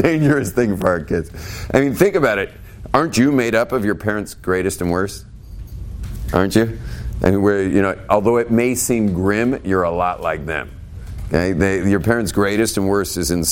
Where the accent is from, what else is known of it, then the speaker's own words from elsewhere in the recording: West Coast, United States; moved away; also born or lived in Israel; I grew up on the West Coast.